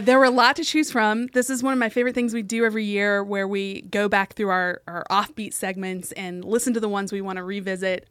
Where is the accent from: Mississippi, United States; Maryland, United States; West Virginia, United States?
West Virginia, United States; my home state of West Virginia